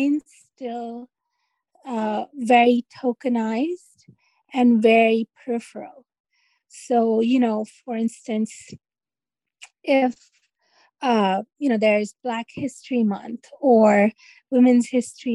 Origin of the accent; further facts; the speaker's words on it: Karachi, Sindh, Pakistan; now in United States; I think I've lived more of my life in the U.S. than I have full-time in Karachi, Pakistan, where I'm from